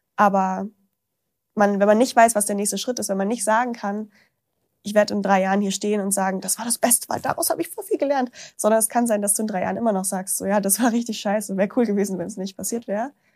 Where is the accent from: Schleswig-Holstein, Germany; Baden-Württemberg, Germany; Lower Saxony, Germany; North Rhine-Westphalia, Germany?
Lower Saxony, Germany; Braunschweig; moved away; in so einem Café in Braunschweig, wo ich herkomme